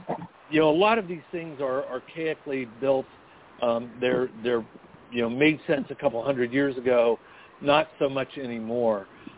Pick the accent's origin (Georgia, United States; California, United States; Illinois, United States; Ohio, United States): California, United States; The one frustration I have as a Californian is really systematic.